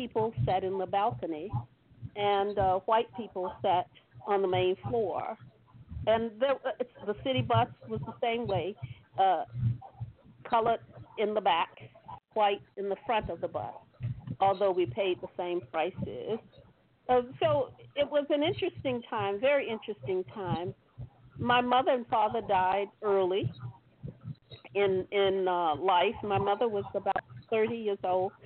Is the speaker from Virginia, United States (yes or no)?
yes; Suffolk, Virginia, United States; I was born in Suffolk, Virginia.